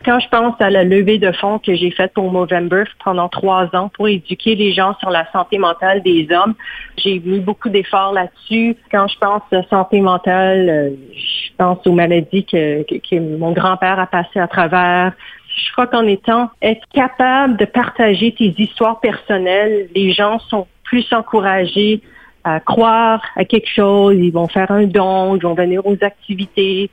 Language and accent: French; Montreal, Quebec, Canada; moved away as an adult; now in Toronto, Canada; j'ai grandi au Québec, que je parle français